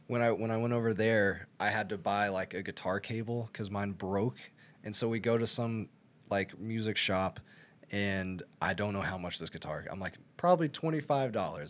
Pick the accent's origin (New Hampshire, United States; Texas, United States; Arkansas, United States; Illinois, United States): Arkansas, United States; I'm from Arkansas.